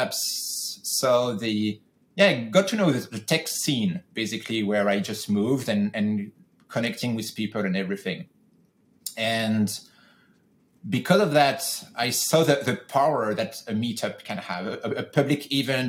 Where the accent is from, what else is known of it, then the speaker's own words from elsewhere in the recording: France; moved away as an adult; now in California, United States; I'm originally from France, and the job that I had that I'm talking about were in France. When I decided to go solo, I moved to the US